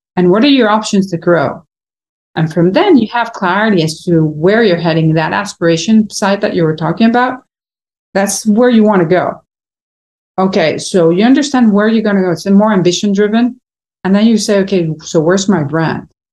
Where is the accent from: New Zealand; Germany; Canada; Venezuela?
Venezuela; moved away as an adult; also born or lived in United States; now in Miami, United States; born and raised in Venezuela